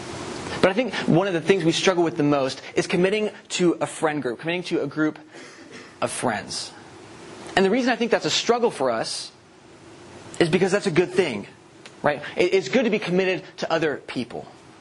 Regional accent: the South, United States; We're all from the South.

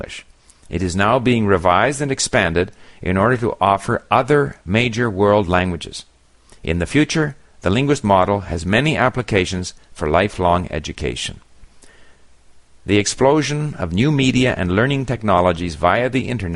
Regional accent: Montreal, Quebec, Canada; moved away as an adult; also born or lived in Paris / Hong Kong / Japan; I grew up in Montreal

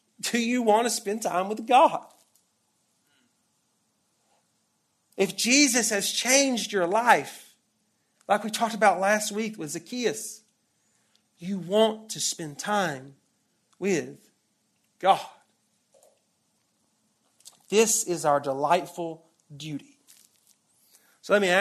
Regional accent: Deep South, United States; moved away; you probably can hear the accent. I grew up in the Bible Belt. I grew up in the Deep South

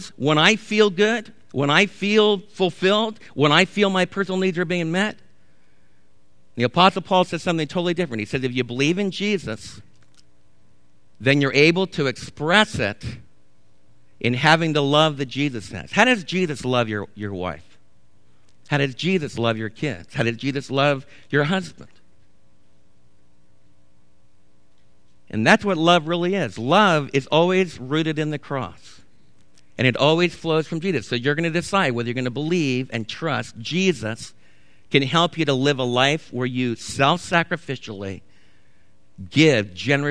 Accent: United States; as American believers

